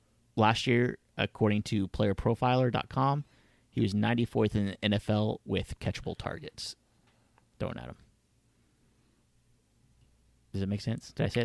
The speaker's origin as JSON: {"language": "English", "town": "Homestead", "region": "Florida", "country": "United States", "said": "Hi, Sharks. … I'm from Homestead, Florida."}